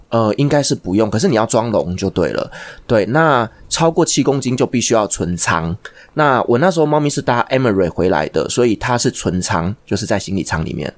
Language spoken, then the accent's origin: Chinese; Taiwan; 我们台湾人